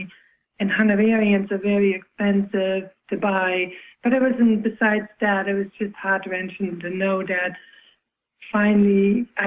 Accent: Germany; now in United States; I myself, an immigrant from Germany

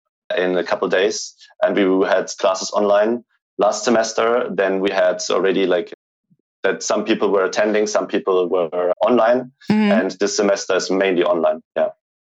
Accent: Germany; English is a second language; Growing up in Germany, I always was thinking that you can just make a company if it's like a multi-million dollar company.

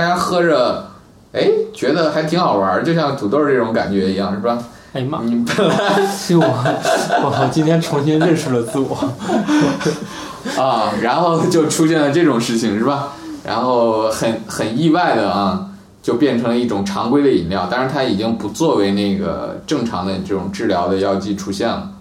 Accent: China; 我们中国人

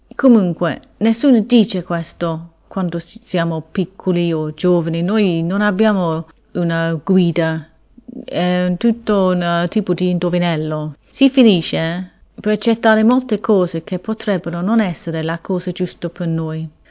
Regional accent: England, United Kingdom; Italian is a second language; sono inglese

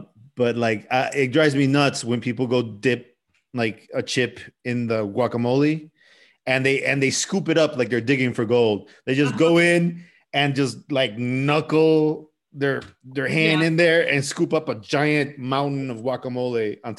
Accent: United States; I'm American.

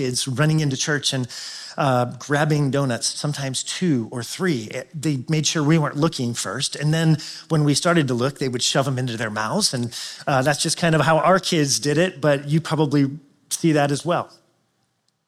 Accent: Chicago, Illinois, United States; I am from Chicagoland

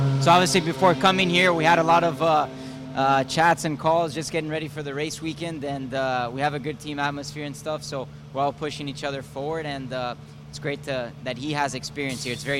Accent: Florida, United States; I'm from Florida, so it feels like racing at home.

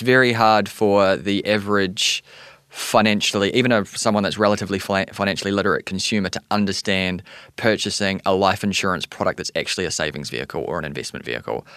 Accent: New Zealand; accent: New Zealander; also born or lived in Canada; now in New York City, United States

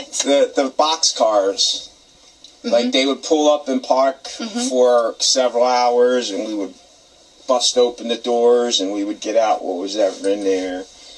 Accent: Philadelphia, Pennsylvania, United States; when I was growing up in North Philadelphia

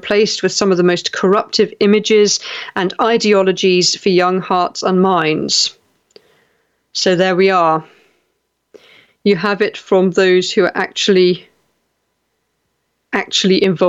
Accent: West Country, South West England, United Kingdom; now in South East England, United Kingdom; when I grew up in the West Country, it was wet all the time

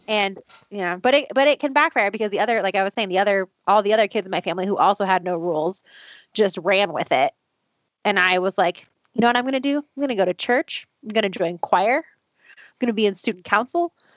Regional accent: Boulder, Colorado, United States; I'm from Boulder

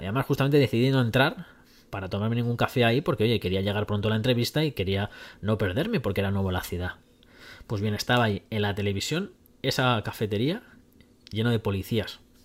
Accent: Madrid, Community of Madrid, Spain; Yo soy pues de Madrid

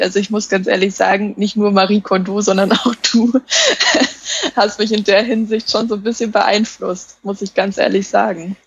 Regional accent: Saxony-Anhalt, Germany; moved away as an adult; ich komme ursprünglich nämlich aus Sachsen-Anhalt

